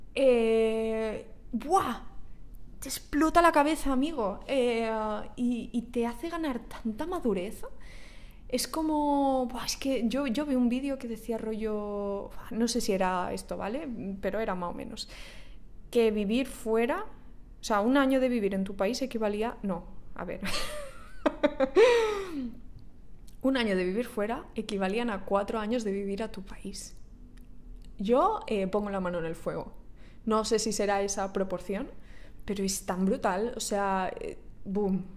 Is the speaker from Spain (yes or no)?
yes; Spain; moved away as an adult; also born or lived in Ireland / Georgia / France; now in Dubai, United Arab Emirates; yo soy de España